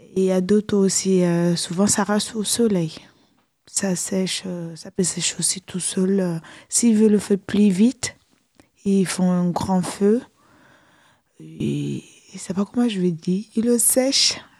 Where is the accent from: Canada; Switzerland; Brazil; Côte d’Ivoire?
Côte d’Ivoire; now in France; chez moi, en Côte d'Ivoire